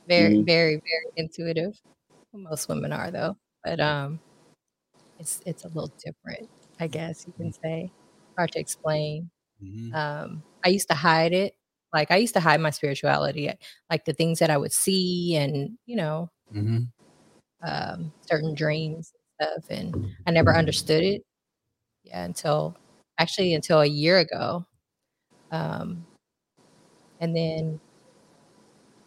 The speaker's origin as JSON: {"language": "English", "town": "Austin", "region": "Texas", "country": "United States", "tie": "born or raised there", "also_born_or_lived": "Philippines / New Orleans, Louisiana", "lives_now": "Katy, United States", "said": "And into Austin."}